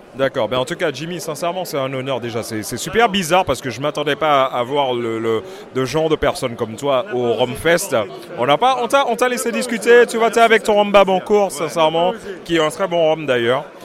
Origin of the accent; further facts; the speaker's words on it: Martinique; je suis martiniquais